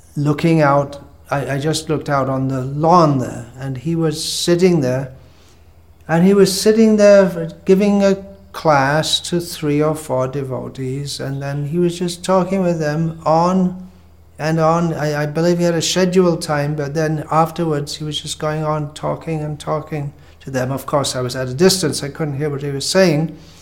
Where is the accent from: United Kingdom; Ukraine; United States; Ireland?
United Kingdom; England; moved away as an adult; also born or lived in India / Bangladesh; I was born in England, this time round, and I left England fairly soon after joining, to come to India